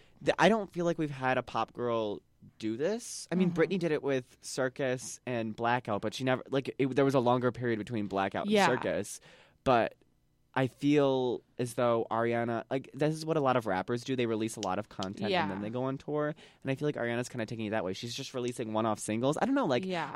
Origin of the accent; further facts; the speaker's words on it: Chicago, Illinois, United States; We're from Chicago.